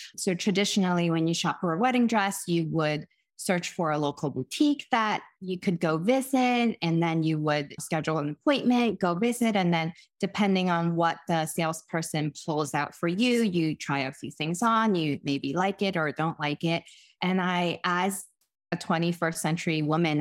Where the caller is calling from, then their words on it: Boston, Massachusetts, United States; I'm calling in from my home in Boston, Massachusetts